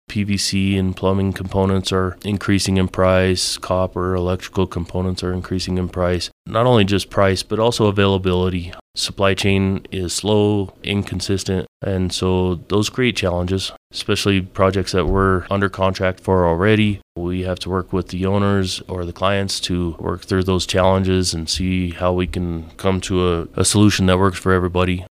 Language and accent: English; Alamosa, Colorado, United States; I was born and raised in Alamosa